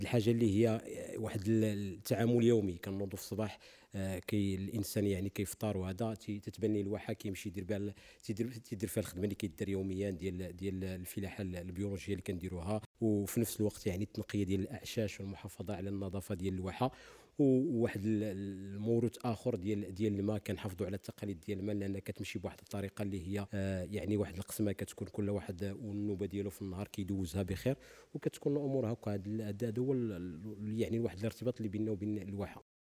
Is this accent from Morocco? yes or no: yes; Morocco; في بلادنا المغرب